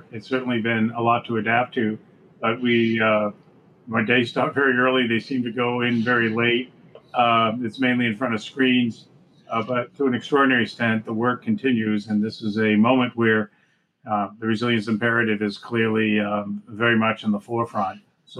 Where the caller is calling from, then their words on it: Old Lyme, Connecticut, United States; I'm actually in Oadline, Connecticut, my home, where I've been for the longest period of time since maybe 25 years